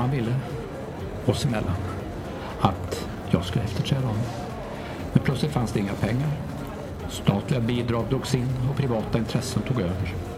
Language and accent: Swedish; Västernorrland County, Sweden; Jag är född och uppvuxen i Västernorrland